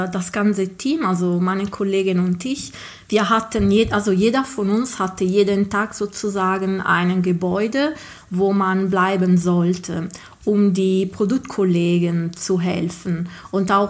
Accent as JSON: {"language": "German", "town": "Ghilarza", "region": "Sardinia", "country": "Italy", "tie": "born or raised there", "second_language": "German", "said": "ich bin äh, Italienerin und komme aus Sardinien äh, ursprünglich. Also meine, ähm, aus einem kleinen Dorf, ähm, das heißt Gilarza"}